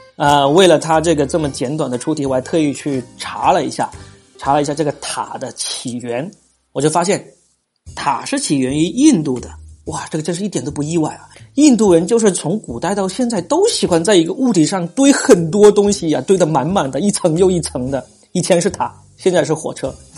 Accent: southern China, China; accent: southern; 我这个南方口音的人

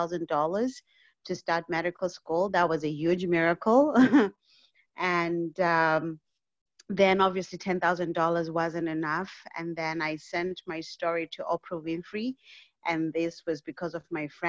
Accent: Zimbabwe; now in Canada; I was born and raised in Zimbabwe, and at the tender age of 14, my mother passed away

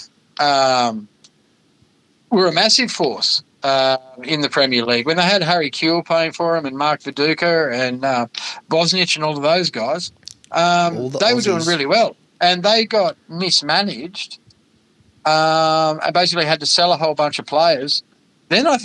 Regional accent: The Entrance, New South Wales, Australia; moved away as an adult; also born or lived in South Australia; I grew up on the Central Coast, New South Wales, the Entrance

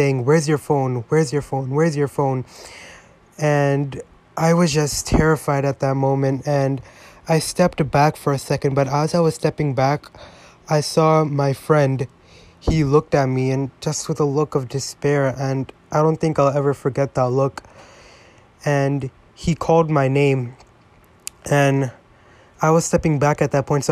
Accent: New York, United States; I grew up in New York

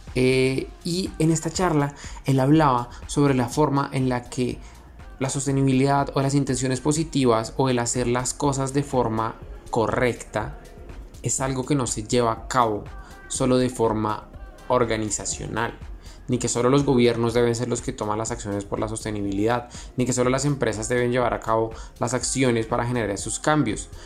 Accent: Panama; como panameños y como jóvenes latinoamericanos

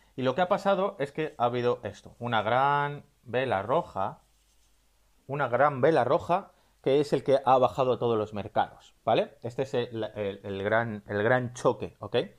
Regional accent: Spain; si me estás escuchando desde España, donde yo soy

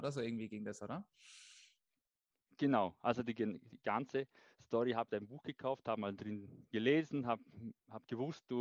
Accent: Vorarlberg, Austria; äh, komme aus dem schönen Vorarlberg, aus dem westlichen Bundesland in Österreich. Bin 35 Jahre alt

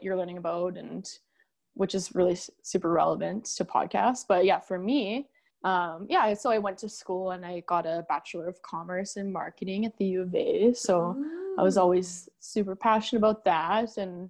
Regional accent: Edmonton, Alberta, Canada; we're both from Edmonton, Alberta, Canada.

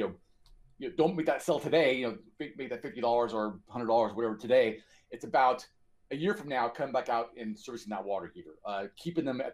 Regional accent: California, United States; I'm from California

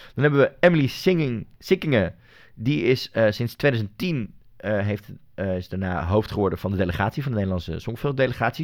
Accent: Netherlands; ik als Nederlander

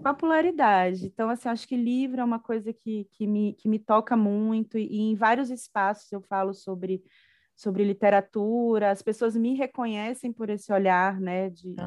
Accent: Salvador, Bahia, Brazil; moved away as an adult; now in Brasília, Brazil; Eu sou uma baiana, né? Sou de Salvador, mas vim estudar aqui na UNB

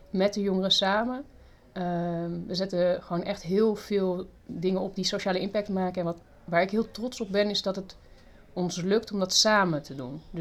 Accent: Australia; born there; also born or lived in Southern France; Ehm, geboren in Australië. Ik heb ook in Zuid-Frankrijk gewoond, dus een beetje over de hele wereld verschillende, ook verschillende culturen ontmoet.

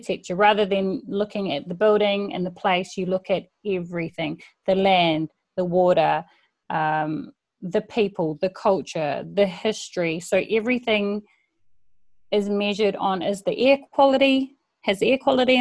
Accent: Huntly, Waikato, New Zealand; Grew up in Huntly, which is a very small town.

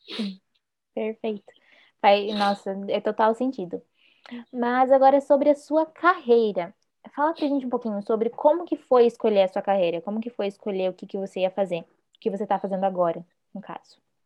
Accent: Paraná, Brazil; Eu sou do Sul, eu sou do Paraná.

